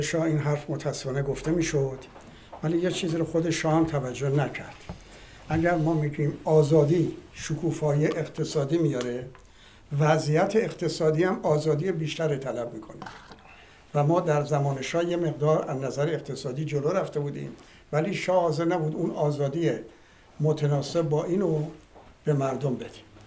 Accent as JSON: {"language": "Persian", "country": "Iran", "said": "من به عنوان یک ایرانی"}